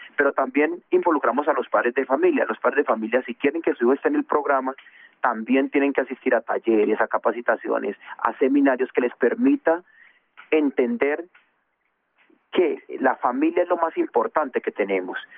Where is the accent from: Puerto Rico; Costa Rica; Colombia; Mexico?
Colombia; Bogotá; also born or lived in Condoto, Chocó; yo yo nací en Condoto, uh chocó muy temprano, cuando tenía diez eh, dos años me, trajo mi papá para Bogotá, se vino toda mi familia para Bogotá, entonces estuvimos aquí y, bueno, aquí aquí nos educamos, aquí nos nos criamos